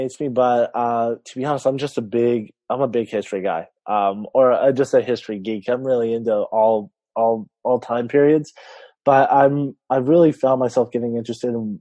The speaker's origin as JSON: {"language": "English", "region": "California", "country": "United States", "said": "I'm an author from California"}